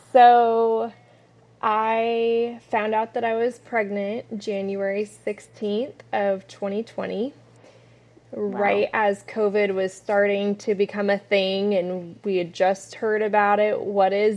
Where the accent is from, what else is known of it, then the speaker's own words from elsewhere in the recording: San Diego, California, United States; moved away as an adult; now in San Antonio, United States; I was born and raised in San Diego, California.